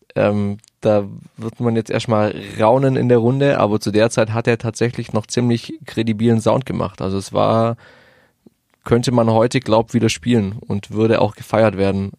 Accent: Isny, Baden-Württemberg, Germany; now in Stuttgart, Germany; in Isny im Allgäu

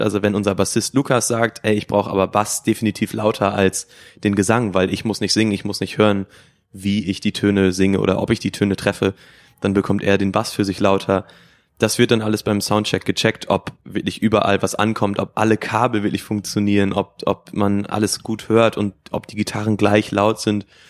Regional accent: Emsland, Lower Saxony, Germany; wir kommen aus dem Emsland, sind vier Freunde, die sich quasi aus dem Kindergarten schon kennen

